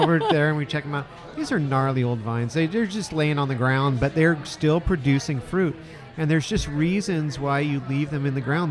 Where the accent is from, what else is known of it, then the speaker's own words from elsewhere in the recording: Russian River Valley, California, United States; also born or lived in Petaluma, California; I grew up in Russian River Valley um, and then you know before I moved back to Petaluma